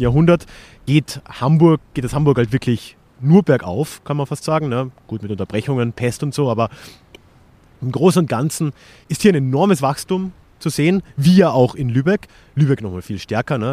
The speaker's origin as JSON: {"language": "German", "country": "Austria", "said": "als Österreicher"}